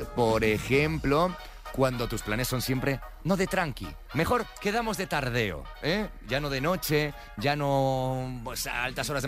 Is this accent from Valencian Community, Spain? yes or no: no; Galicia, Spain; siendo gallego como yo